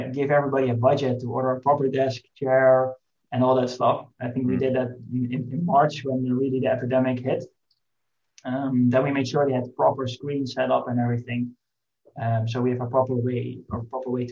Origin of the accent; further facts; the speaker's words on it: Netherlands; we are from the Netherlands, we have a relatively small, I would say, home market